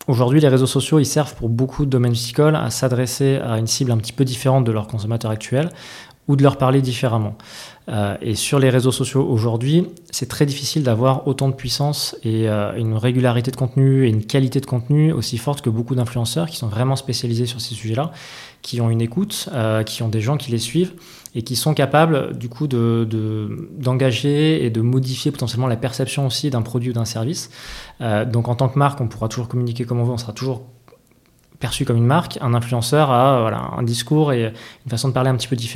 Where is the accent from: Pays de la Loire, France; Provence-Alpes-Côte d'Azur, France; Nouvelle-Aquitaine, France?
Nouvelle-Aquitaine, France; Bordeaux; il y a, toujours une partie, une partie un peu de chauvinisme quand, on est bordelais.